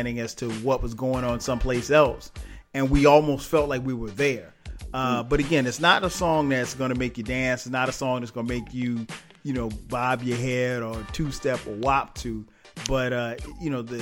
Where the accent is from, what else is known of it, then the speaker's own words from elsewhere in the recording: South Carolina, United States; growing up in South Carolina